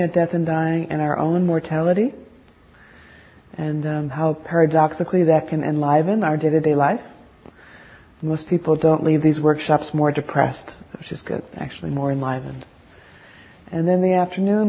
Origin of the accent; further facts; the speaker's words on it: New Jersey, United States; moved away; also born or lived in San Francisco; I'm from New Jersey, so I'm a little bold and sassy.